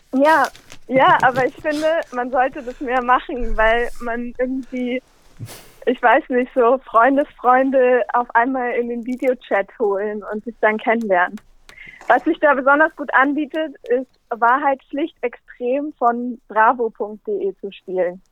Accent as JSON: {"language": "German", "region": "Berlin", "country": "Germany", "also_born_or_lived": "Linz", "said": "ich komme aus Berlin"}